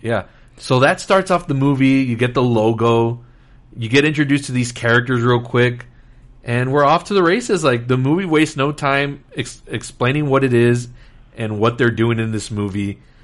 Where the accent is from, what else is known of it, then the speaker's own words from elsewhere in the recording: Laredo, Texas, United States; I'm from Laredo, Texas, so I remember seeing this. We used to have a movie theater in the mall